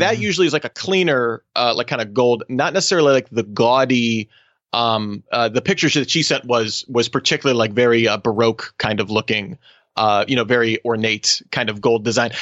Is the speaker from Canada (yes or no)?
no; Australia; my home country of Australia